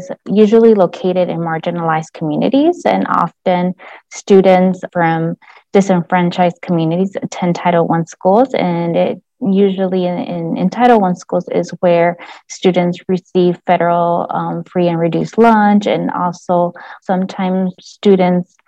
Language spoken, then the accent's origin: English; Palmview, Texas, United States; moved away as an adult; also born or lived in Austin, Texas; I am originally from the Rio Grande Valley. I grew up in a small border town, specifically called Palmview, Texas